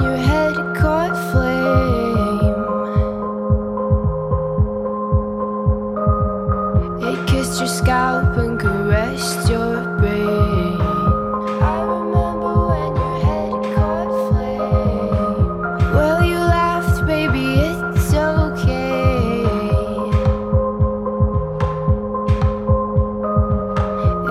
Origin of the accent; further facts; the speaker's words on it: San Francisco, California, United States; I grew up in San Francisco